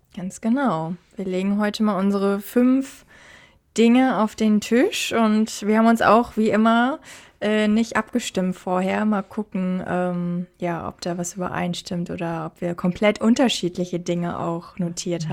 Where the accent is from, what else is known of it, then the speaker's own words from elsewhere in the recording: Germany; moved away as an adult; now in Australia; bei uns in Deutschland so gefühlt in meinem Freundeskreis, da, also als ich noch in Deutschland war